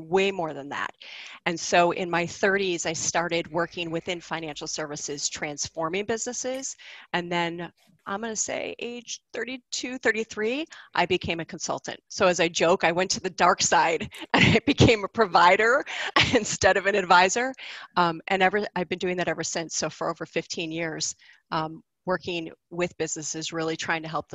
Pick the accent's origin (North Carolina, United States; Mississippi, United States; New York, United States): New York, United States; Buffalo; moved away as an adult; also born or lived in Boston, Massachusetts; I grew up in Buffalo, New York, which most people in the world know because of Niagara Falls